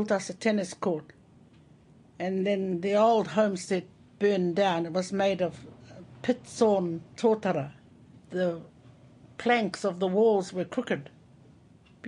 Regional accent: Rangitukia, Gisborne, New Zealand; I was born here in Rangitukia, but I wasn't born in this house

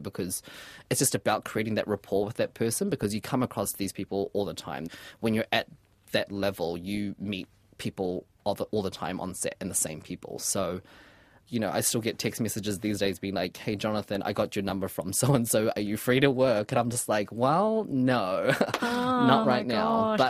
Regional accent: New Zealand; So that's what I can be proud of, especially as a Kiwi as well.

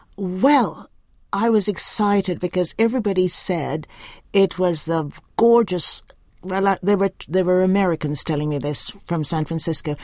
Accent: Mackenzie, Upper Demerara-Berbice, Guyana; now in New Zealand; I was born in the black section of a hospital in my little village of Mackenzie, and it's a bauxite town

